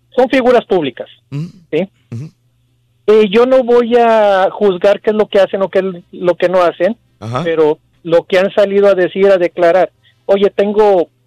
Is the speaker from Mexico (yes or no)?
yes; Mexico; como mexicano